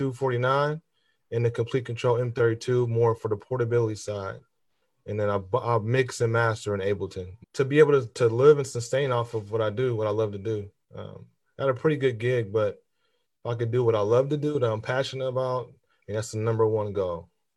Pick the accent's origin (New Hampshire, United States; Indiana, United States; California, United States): Indiana, United States; Fort Wayne; also born or lived in St. Paul, Minnesota; I'm from Fort Wayne, Indiana. Was born there, raised between St. Paul, Minnesota, and Fort Wayne, Indiana.